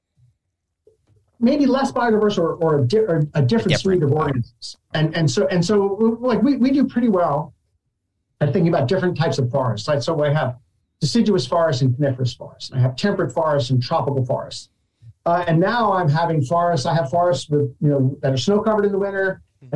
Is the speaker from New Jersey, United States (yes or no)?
yes; New Jersey, United States; as a kid growing up in New Jersey